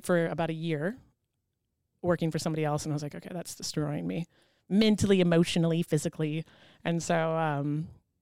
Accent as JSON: {"language": "English", "region": "Missouri", "country": "United States", "tie": "born or raised there", "said": "I grew up in Missouri, and a very small town, less than 2,000 people"}